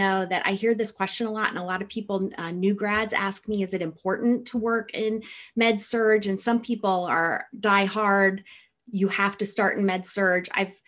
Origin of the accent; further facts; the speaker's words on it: Midwest, United States; I came from the Midwest, so coming to Seattle, where everything was green all year round, was very exciting